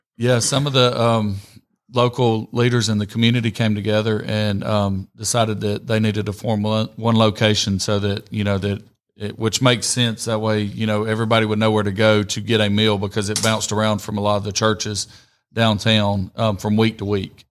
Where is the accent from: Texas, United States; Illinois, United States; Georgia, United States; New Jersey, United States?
Georgia, United States; Rome; also born or lived in Columbus, Georgia; I grew up in Rome